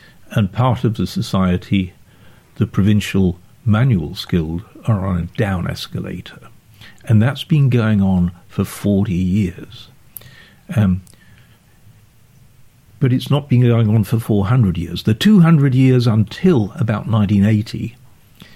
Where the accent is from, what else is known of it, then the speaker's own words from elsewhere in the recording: Sheffield, Yorkshire and the Humber, United Kingdom; moved away; also born or lived in Oxford; I grew up in Sheffield.